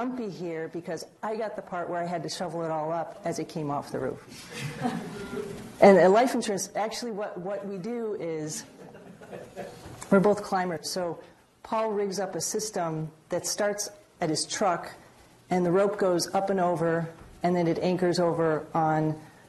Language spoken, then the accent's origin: English; Chicago, Illinois, United States; moved away as an adult; now in New England, United States; I'm from Chicago